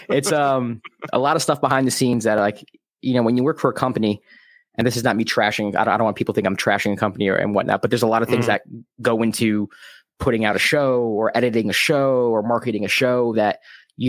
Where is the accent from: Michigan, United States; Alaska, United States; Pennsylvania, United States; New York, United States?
New York, United States; New York City; same, the Bronx.